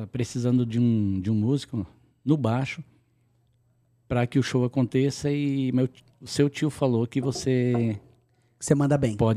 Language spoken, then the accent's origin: Portuguese; Anchieta, Santa Catarina, Brazil; now in São Paulo, Brazil; Não, é Santa Catarina, cidade de Anchieta.